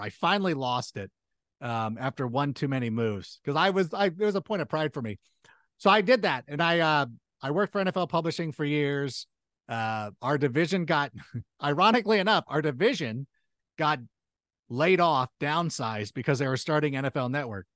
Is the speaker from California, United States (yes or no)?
yes; Southern California, United States; also born or lived in Chicago, Illinois; I was a local kid out here in Southern California, grew up out here